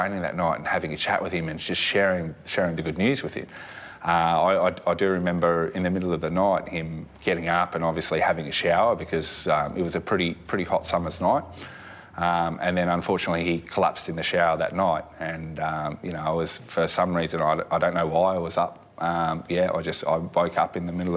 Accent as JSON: {"language": "English", "region": "North Queensland", "country": "Australia", "tie": "born or raised there", "also_born_or_lived": "Redcliffe, Queensland", "said": "we grew up in North Queensland, so it was an environment where if you weren't in the pool, you're in a creek"}